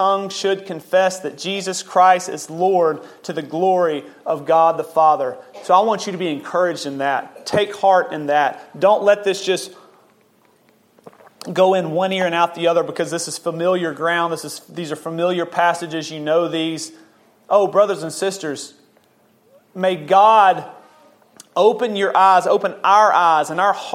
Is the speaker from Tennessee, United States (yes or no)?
yes; Memphis, Tennessee, United States; I'm an American. I'm born in the state of Tennessee, city of Memphis